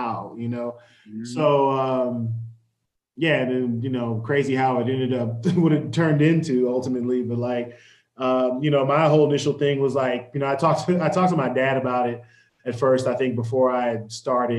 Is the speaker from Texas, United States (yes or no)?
yes; Texas, United States; moved away as an adult; also born or lived in Houston; now in Colorado, United States; I'm from Texas. We don't really do basements in Texas.